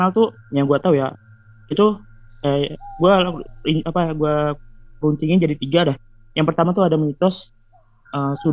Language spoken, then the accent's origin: Indonesian; Depok, West Java, Indonesia; now in Ngawi, Indonesia; nah gue kan sebenarnya pindahan kan gue dari Depok habis itu gue pindah ke Ngawi